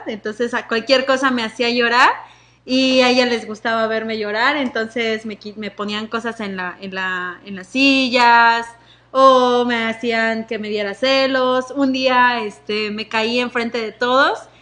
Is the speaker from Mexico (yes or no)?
yes; Mexico City, Mexico; yo soy del Reclu Norte